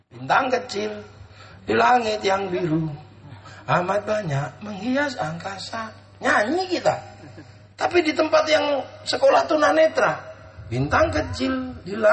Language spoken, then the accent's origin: Indonesian; Indonesia; orang akan tahu bahwa Rasul itu orang Makkah dan kita ini orang Indo.